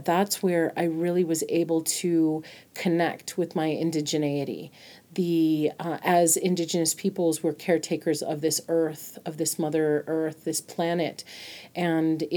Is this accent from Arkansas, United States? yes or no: no; Albuquerque, New Mexico, United States; born and raised in Borque, New Mexico, in Albuquerque.